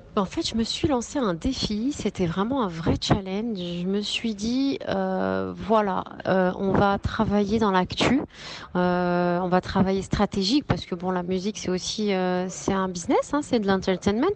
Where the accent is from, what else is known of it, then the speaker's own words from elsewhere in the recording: France; je suis née en France. Je veux dire, je suis pas née au Maroc.